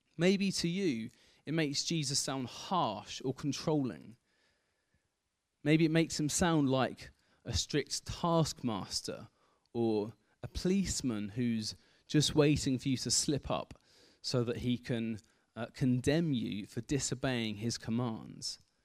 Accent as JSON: {"language": "English", "area": "Kent", "region": "South East England", "country": "United Kingdom", "tie": "born or raised there", "also_born_or_lived": "Aldridge", "moved": "as an adult", "said": "I grew up in Kent, spent the first eighteen years of my life in Kent"}